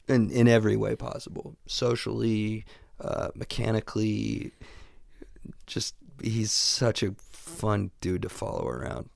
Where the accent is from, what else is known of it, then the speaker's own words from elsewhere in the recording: Midwest, United States; I never left the Midwest.